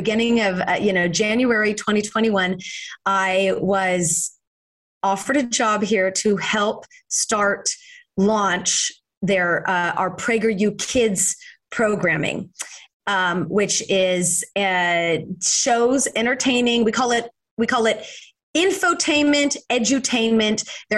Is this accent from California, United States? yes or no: yes; Fresno, California, United States; now in Los Angeles, United States; I was born and raised in Fresno, and now, of course, I live in Los Angeles, yeah. But in my heart is the Central Valley of California.